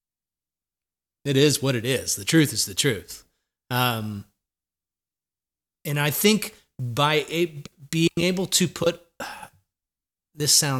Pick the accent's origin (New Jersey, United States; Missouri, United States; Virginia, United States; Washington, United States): New Jersey, United States; Jersey Shore; now in Nashville, United States; I came from the Jersey Shore in probably the worst time to grow up on the Jersey Shore in the 80s